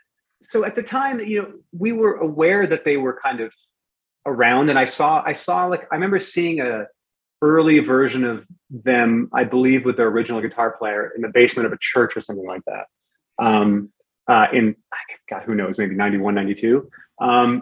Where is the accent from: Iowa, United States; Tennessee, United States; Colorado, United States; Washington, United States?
Washington, United States; Bremerton; also born or lived in Northern Virginia; I grew up in Bremerton. I moved from Northern Virginia back to Bremerton where I was born. My dad was leaving the military and we were kind of settling there. So I was in high school in Bremerton for, you know, that period and then on to Bellingham.